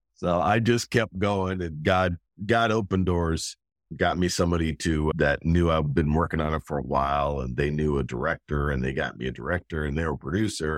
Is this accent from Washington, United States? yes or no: yes; Gig Harbor, Washington, United States; moved away as an adult; also born or lived in Tacoma, Washington / Los Angeles; now in Pittsburgh, United States; born and raised in Gig Harbor, Washington, a small town